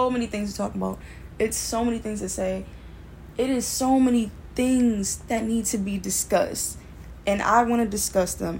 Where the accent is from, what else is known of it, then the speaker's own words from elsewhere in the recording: Baltimore, Maryland, United States; I'm from Baltimore, Maryland, and I'm 19, going on 20